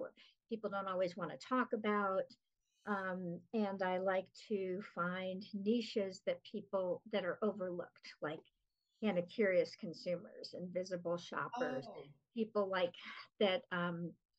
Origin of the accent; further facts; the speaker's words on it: Los Angeles, California, United States; now in Denver, United States; I grew up in Los Angeles, so I'm one of the people that Denver people hate